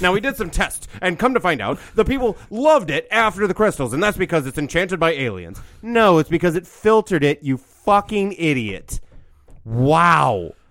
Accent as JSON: {"language": "English", "region": "Midwest", "country": "United States", "tie": "born or raised there", "said": "I grew up in Midwest"}